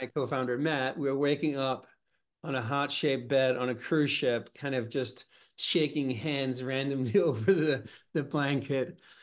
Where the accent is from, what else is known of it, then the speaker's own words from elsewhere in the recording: Copenhagen, Capital Region of Denmark, Denmark; now in New York City, United States; I grew up, uh, in Copenhagen.